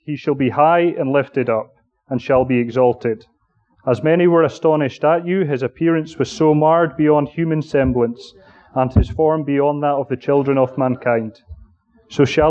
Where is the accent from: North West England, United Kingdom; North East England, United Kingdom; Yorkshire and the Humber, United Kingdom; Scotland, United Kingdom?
Scotland, United Kingdom; Aberdeen; moved away; my hometown, which is Aberdeen, under the man who baptized me, and indeed lived in the small suburban town that I grew up